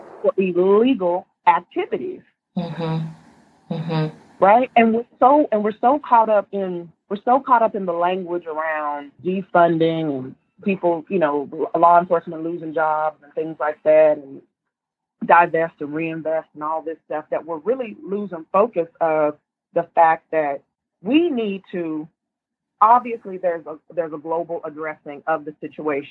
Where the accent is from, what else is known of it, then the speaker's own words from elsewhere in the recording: Tulsa, Oklahoma, United States; moved away as an adult; now in Seattle, United States; I'm from Oklahoma, I say that proudly